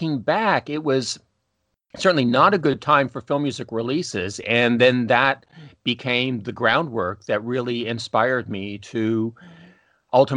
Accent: just outside of Toronto, Ontario, Canada; originally from Canada. I'm Canadian, grew up just outside of Toronto

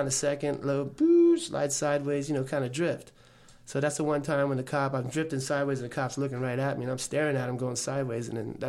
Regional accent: Cutler Ridge, Florida, United States; when we were kids growing up in Cutler Ridge

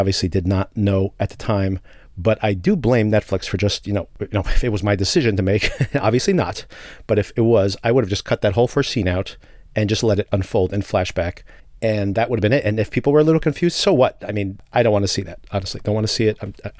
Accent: New Jersey, United States; Right here in my home state of New Jersey

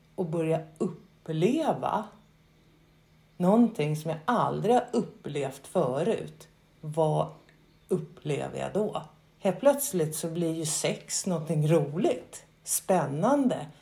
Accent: Sweden; also born or lived in Skåne (lives); Som svensk, skå, bor i Skå, eh, 50-åring

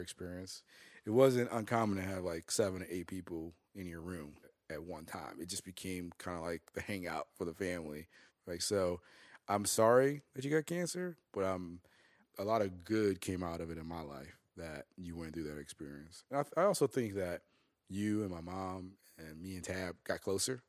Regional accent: Chicago, Illinois, United States; when we moved from North Lawndale to Little Italy, I started to go to different schools

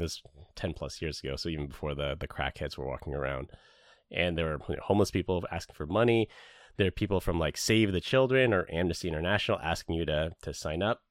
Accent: San Francisco, California, United States; I grew up in San Francisco

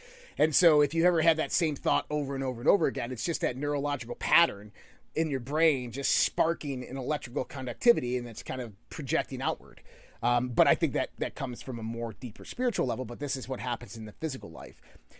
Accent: Scotland, United Kingdom; Yeah. I'm from the Highlands of Scotland. … So yeah, I'm immortal.

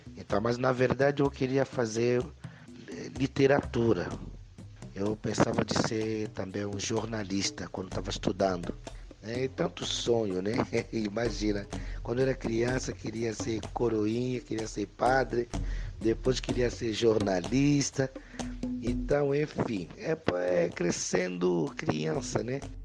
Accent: DR Congo; Portuguese is a second language; moved away as an adult; also born or lived in Bahia, Brazil; now in São Paulo, Brazil; O sotaque mesmo não se esqueça, porque eu vim da África, o meu país é Congo, República Democrática do Congo. Então, cheguei aqui no Brasil grande já

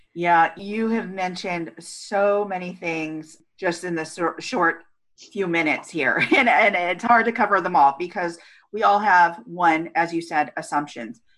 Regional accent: California, United States; communities like the one that I was raised in in California, small beach town

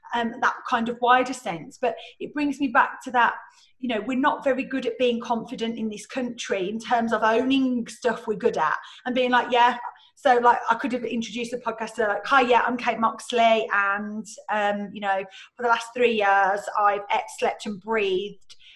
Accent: England, United Kingdom; we're so English

